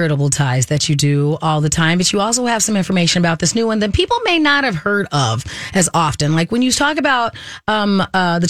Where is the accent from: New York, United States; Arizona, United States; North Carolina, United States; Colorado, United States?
Arizona, United States; growing up in Arizona